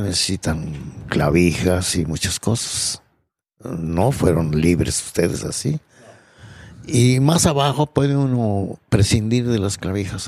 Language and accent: Spanish; Mexico; Como todo mexicano